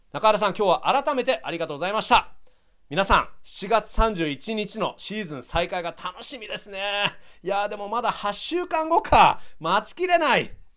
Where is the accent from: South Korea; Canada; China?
Canada; Toronto, Ontario; 僕もやっぱりね、あのトロント出身です